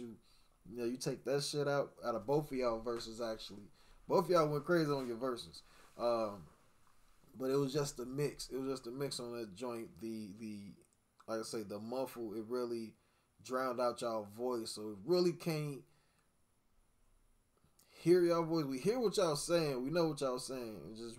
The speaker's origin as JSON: {"language": "English", "town": "Chicago", "region": "Illinois", "country": "United States", "said": "I'm from Chicago, nigga. Like, I'm from the west side of Chicago. … I'm from the west side of Chicago, bro."}